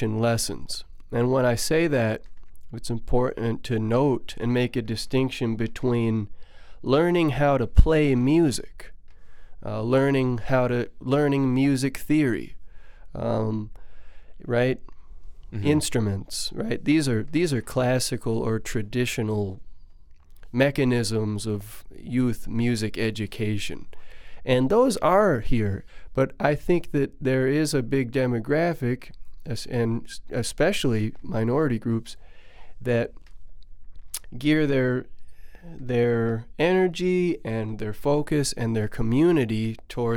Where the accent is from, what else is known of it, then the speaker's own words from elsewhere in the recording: Madison, Wisconsin, United States; moved away as an adult; also born or lived in Oakland, California / San Diego, California; now in Stevens Point, United States; Where I started was Oakland, California, and I didn't grow up there. I grew up in Madison, Wisconsin